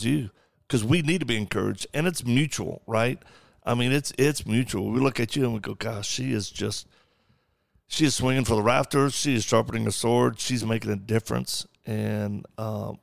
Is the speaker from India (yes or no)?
no; the South, United States; I'm from the South.